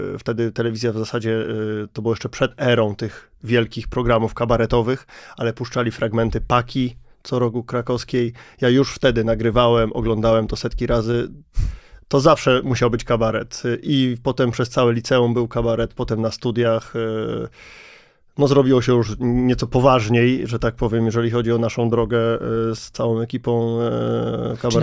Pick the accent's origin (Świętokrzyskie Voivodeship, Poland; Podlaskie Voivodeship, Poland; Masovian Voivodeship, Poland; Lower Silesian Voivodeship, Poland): Świętokrzyskie Voivodeship, Poland; Kielce; to jest osiedle, z którego ja jestem